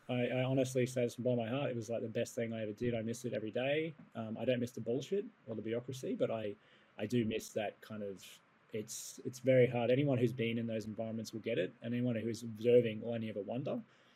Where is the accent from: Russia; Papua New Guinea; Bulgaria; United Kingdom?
Papua New Guinea; And I grew up in Papua New Guinea.